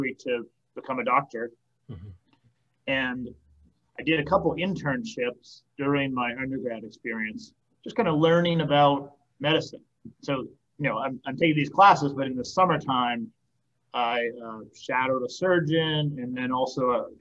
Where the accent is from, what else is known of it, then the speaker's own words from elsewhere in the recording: Boston, Massachusetts, United States; now in Nashville, United States; I grew up in Boston and here in Tennessee.